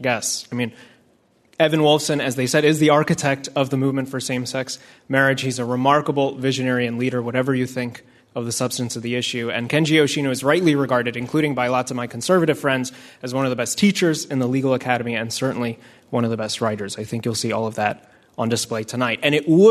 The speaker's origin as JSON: {"language": "English", "region": "Delaware", "country": "United States", "tie": "born or raised there", "also_born_or_lived": "Cairo, Egypt", "said": "I grew up mostly in Delaware"}